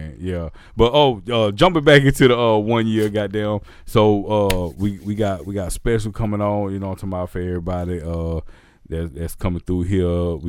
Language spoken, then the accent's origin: English; Pass Christian, Mississippi, United States; Y'all don't know, I'm from Gulf Coast, you feel me? Pat Christian, Mississippi, on deck, you dig that?